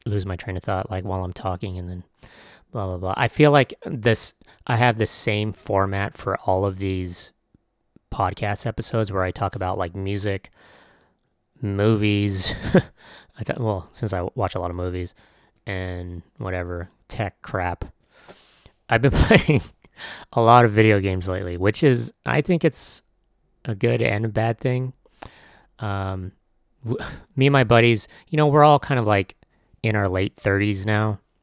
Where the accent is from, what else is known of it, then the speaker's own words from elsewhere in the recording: San Diego, California, United States; I was from San Diego